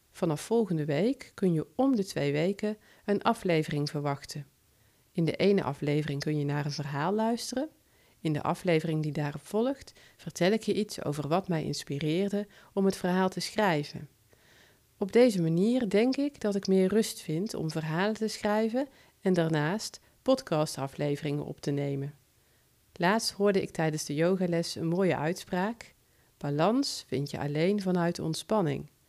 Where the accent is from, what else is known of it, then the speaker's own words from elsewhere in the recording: North Brabant, Netherlands; accent: Brabant; Ik heb een licht Brabants accent, zou dat wel goed vallen?